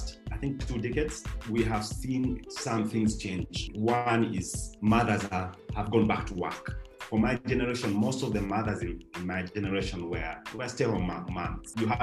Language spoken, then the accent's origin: English; Uganda; in the 80s for me growing up in Uganda